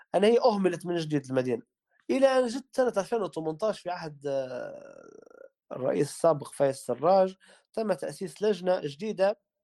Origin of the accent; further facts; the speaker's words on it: Tripoli, Tripoli District, Libya; إحنا عندنا في طرابلس